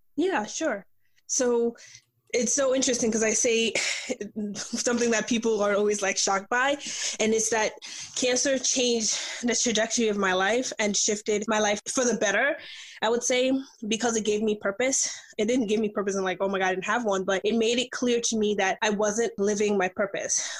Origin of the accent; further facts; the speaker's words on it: New York, United States; also born or lived in Nigeria; I'm Nigerian by birth, but I grew up here. I actually grew up in New York